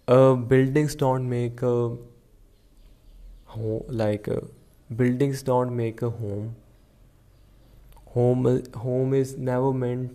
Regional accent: India; I'm from India

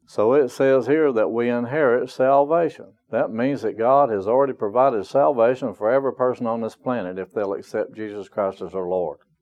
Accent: North Carolina, United States; moved away; also born or lived in Broken Arrow, Oklahoma; North Carolina is my hometown

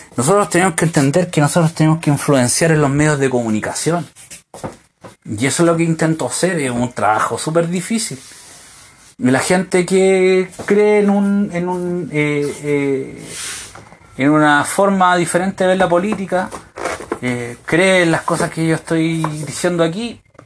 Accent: Chile; moved away as an adult; also born or lived in United States; en mi país

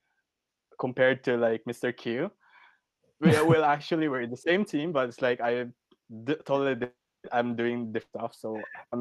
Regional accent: Philippines; moved away as an adult; now in Japan

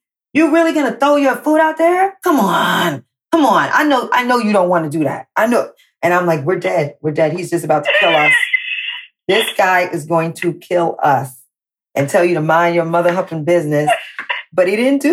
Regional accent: New York City, New York, United States; moved away as an adult; also born or lived in Miami; I grew up in Manhattan, in the Village, the center of the world

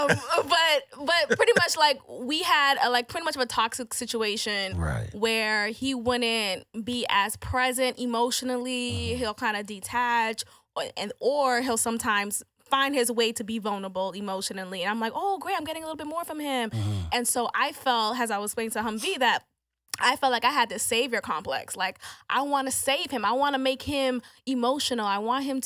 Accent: Boston, Massachusetts, United States; I'm from Boston

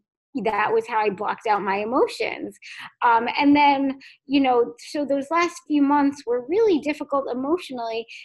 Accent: Fairfield, Connecticut, United States; I'm from Connecticut, which is a cool place too. I grew up in Fairfield, Connecticut

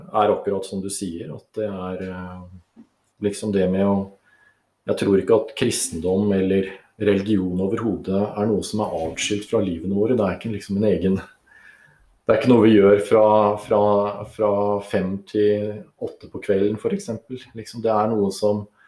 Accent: Oslo, Norway; moved away as an adult; also born or lived in Sweden; now in Lesja, Norway; Jeg født og oppvokst i Oslo. Bekkelaget. Definitivt en bygutt

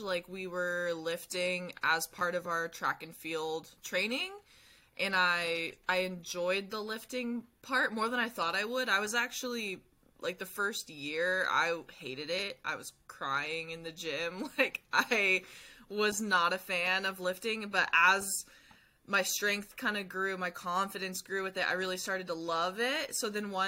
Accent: near Humboldt State, California, United States; I ran track at Humboldt State

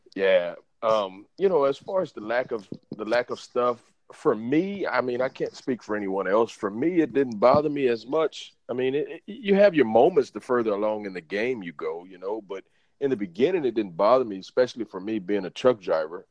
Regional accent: Beaumont, Texas, United States; now in Houston, United States; I'm from Beaumont. I'm from a small town.

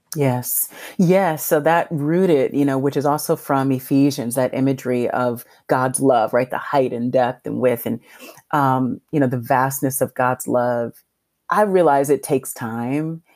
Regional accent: Los Angeles, California, United States; I was raised in South Central Los Angeles

